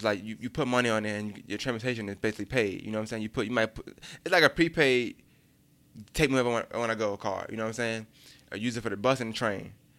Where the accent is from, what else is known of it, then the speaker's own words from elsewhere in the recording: New York City, New York, United States; moved away; Being from Brooklyn, you never think you're gonna leave Brooklyn because you don't leave Brooklyn.